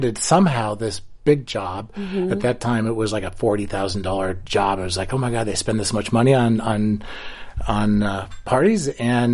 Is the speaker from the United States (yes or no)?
yes; Ohio, United States; moved away as an adult; I grew up in Ohio